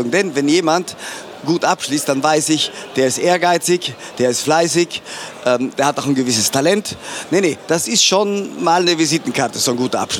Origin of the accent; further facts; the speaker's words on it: Trentino-Alto Adige, Italy; Und ich als Südtiroler, sprich mit Passaporto Italiano, habe gedacht, alles, alles was, was ähm, nicht verboten ist, das ist ja erlaubt.